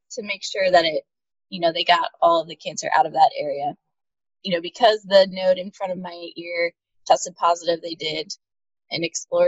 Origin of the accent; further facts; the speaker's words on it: New York, United States; also born or lived in Boston; I'm from New York State, about an hour north of the city.